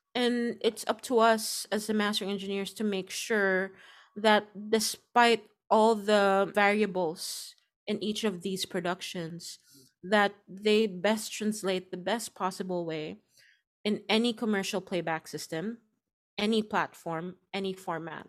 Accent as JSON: {"language": "English", "country": "Philippines", "moved": "yes", "said": "my home country"}